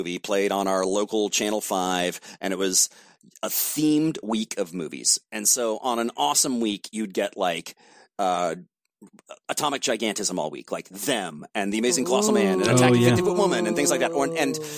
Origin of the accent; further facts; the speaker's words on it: McLean, Virginia, United States; I grew up in McLean